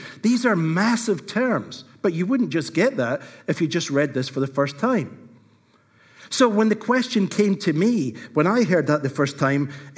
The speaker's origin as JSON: {"language": "English", "region": "Scotland", "country": "United Kingdom", "said": "they went back to Scotland, and so I am Scottish"}